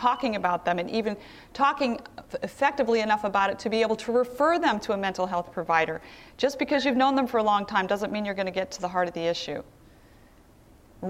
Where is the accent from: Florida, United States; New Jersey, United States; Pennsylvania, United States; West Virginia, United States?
Pennsylvania, United States; Philadelphia; I'm from Philadelphia, and many of the white Christians in Philadelphia are Presbyterian.